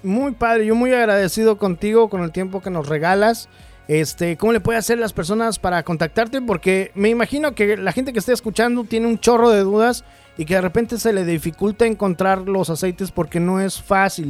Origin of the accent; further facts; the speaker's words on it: Mexico; moved away; Es que uno en México merienda, aquí no